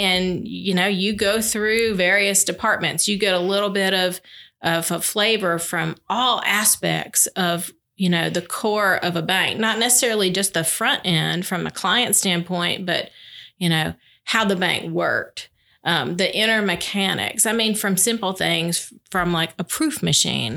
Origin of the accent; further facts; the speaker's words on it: Albany, Georgia, United States; I am from Albany